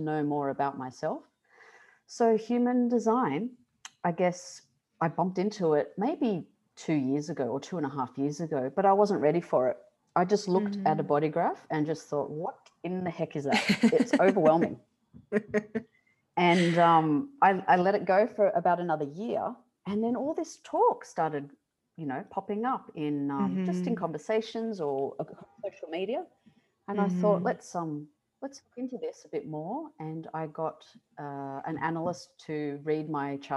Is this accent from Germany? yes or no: no; Sydney, New South Wales, Australia; I was born in Sydney, Australia, to Italian parents